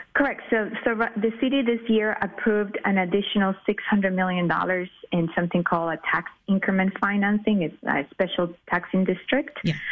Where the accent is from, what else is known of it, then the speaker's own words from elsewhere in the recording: Miami, Florida, United States; now in Chicago, United States; I grew up in Miami